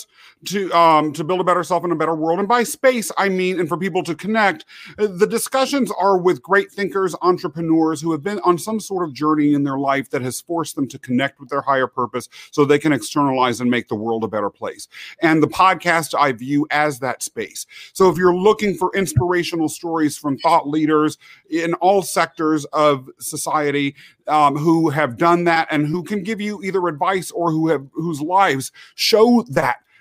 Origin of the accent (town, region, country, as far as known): Kansas, United States; born or raised there; also born or lived in England